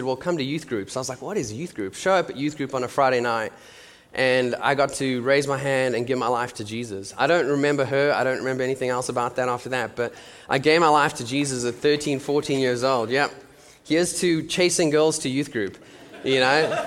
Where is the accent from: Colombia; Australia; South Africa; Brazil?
South Africa; moved away as an adult; now in Nashville, United States; I am from South Africa